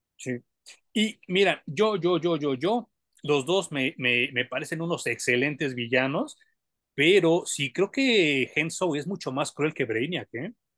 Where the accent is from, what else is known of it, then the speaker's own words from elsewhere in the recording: Mexico; como mexicano